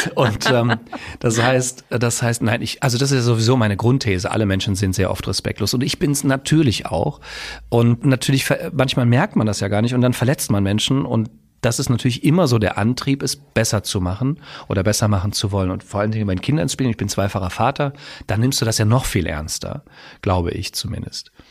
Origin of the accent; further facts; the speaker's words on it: Westerwald, Rhineland-Palatinate, Germany; moved away as an adult; now in Hersbruck, Germany; ursprünglich komme ich aus dem Westerwald, bin dann der Liebe wegen nach Mittelfranken gezogen